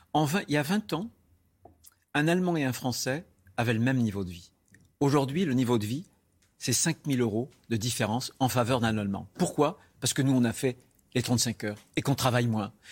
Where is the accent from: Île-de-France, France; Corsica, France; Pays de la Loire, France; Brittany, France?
Pays de la Loire, France; Vendée; chez moi en Vendée